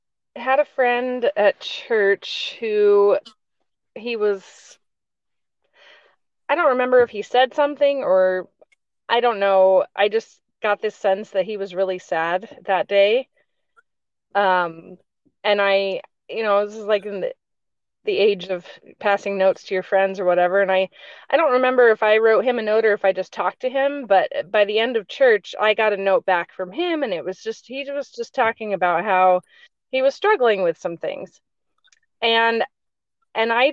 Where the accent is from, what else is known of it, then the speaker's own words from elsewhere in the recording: Virginia, United States; moved away as an adult; also born or lived in Ohio / Michigan / Utah; now in North Carolina, United States; I grew up in Virginia